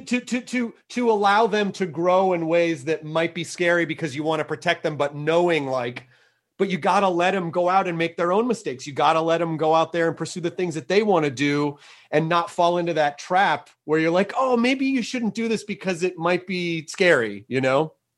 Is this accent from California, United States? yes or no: no; Tennessee, United States; I'm I'm from Tennessee